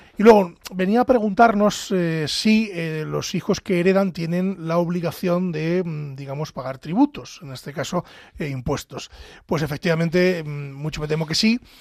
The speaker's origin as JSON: {"language": "Spanish", "town": "Pedro Bernardo", "region": "Castile and León", "country": "Spain", "tie": "born or raised there", "said": "Pedro Bernardo, en mi pueblo"}